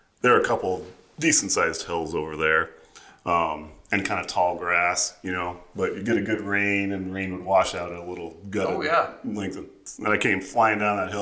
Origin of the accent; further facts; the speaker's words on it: Fort Madison, Iowa, United States; moved away as an adult; Fort Madison is where I was born, raised, and graduated high school.